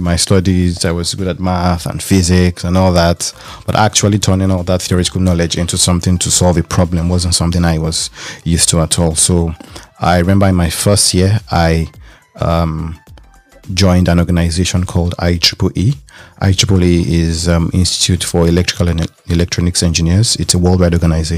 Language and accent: English; Lagos, Nigeria; moved away as an adult; also born or lived in Ile-Ife, Nigeria; now in Berlin, Germany; I was born in Lagos, Nigeria.